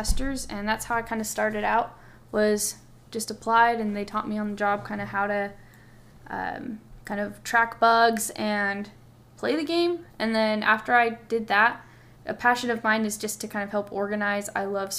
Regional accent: Orem, Utah, United States; Orem, Utah.

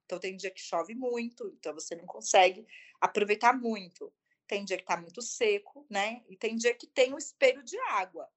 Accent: Brazil; also born or lived in São Paulo; eu como brasileira também

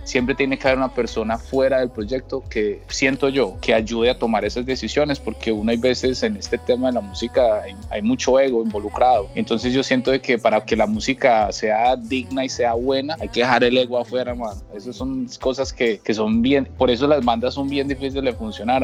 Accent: Pereira, Risaralda, Colombia; moved away as an adult; also born or lived in New York, United States; now in United States; me vine de Colombia a finales de los 90 eh, buscando oportunidades, buscando futuro y queriendo crecer como, músico y de Colombia.

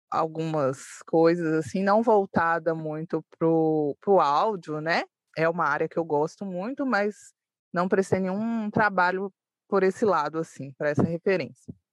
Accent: Belo Horizonte, Minas Gerais, Brazil; sou de Belo Horizonte, moro em um bairro, uma, um, um dos bairros mais antigos, né, de Belo Horizonte, que chama Concórdia.

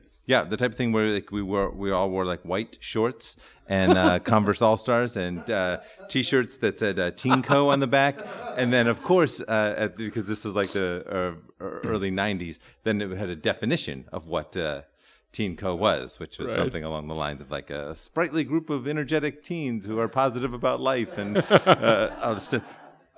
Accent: Wheaton, Illinois, United States; I grew up in Wheaton, which is about 40 minutes due west.

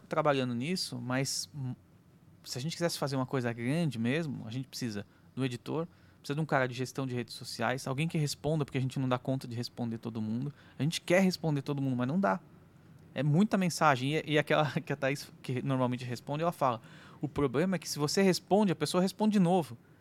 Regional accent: Brazil; a gente é brasileiro

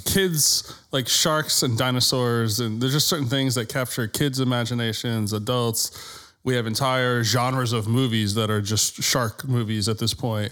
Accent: Massachusetts, United States; I grew up in Massachusetts

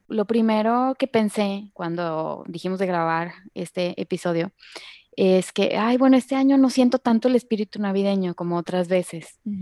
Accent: Monterrey, Nuevo León, Mexico; also born or lived in Guadalajara; yo nací aquí en Monterrey, pero nos fuimos a Guadalajara un tiempo, seis años, y luego regresamos a Monterrey.

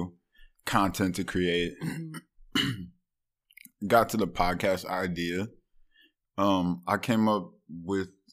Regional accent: Cleveland, Ohio, United States; I'm from Cleveland.

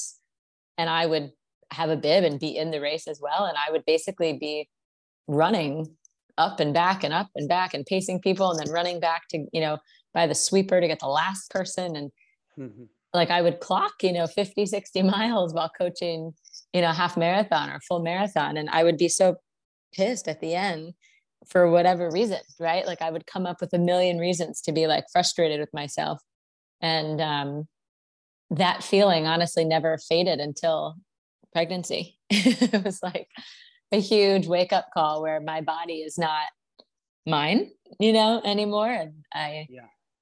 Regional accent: New Jersey, United States; moved away as an adult; also born or lived in Memphis, Tennessee / Miami; I'm from New Jersey, went to college in Memphis, Tennessee

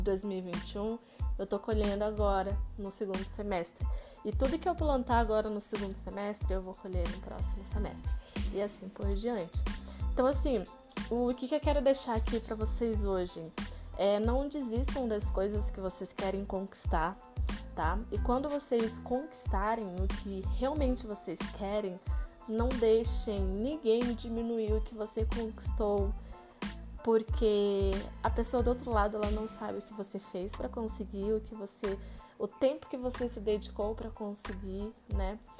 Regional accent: Pará, Brazil; moved away as an adult; now in Curitiba, Brazil; eu sou paraense, né? Então, eu nasci e cresci no Pará e já faz 11 anos que moro aqui em Curitiba

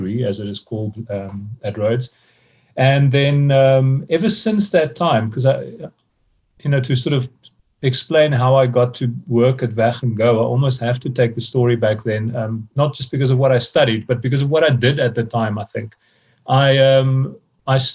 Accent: Somerset East, Eastern Cape, South Africa; moved away as an adult; also born or lived in Cradock / Grahamstown; I'm from the Eastern Cape originally. I was born in Craddock, went to school in neighboring Somerset East for most of the time.

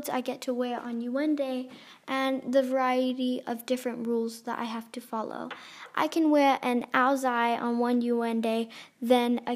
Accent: Australia; we are all Australian citizens and we were all born there

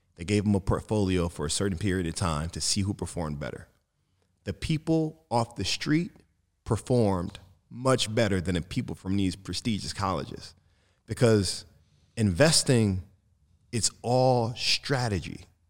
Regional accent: Detroit, Michigan, United States; I come from Detroit

